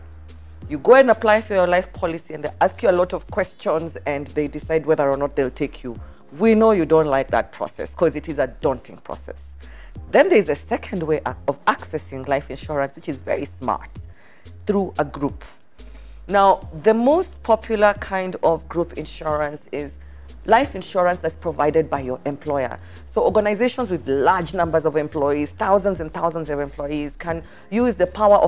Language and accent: English; Kenya; I am a Kenyan.